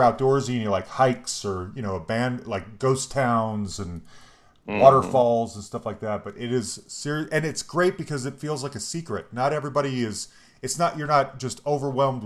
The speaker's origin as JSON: {"language": "English", "town": "Concord", "region": "California", "country": "United States", "tie": "born or raised there", "said": "I grew up in the Bay, in the East Bay, Concord"}